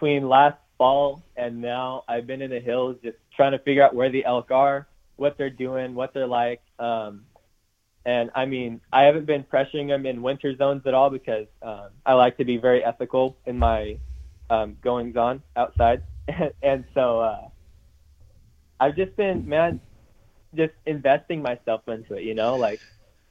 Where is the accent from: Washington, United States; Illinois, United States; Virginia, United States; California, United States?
Washington, United States; Puyallup; also born or lived in Oregon; I've lived here my whole life. I was born in Puyallup at Good Sam. And I've bounced between Washington and Oregon my whole life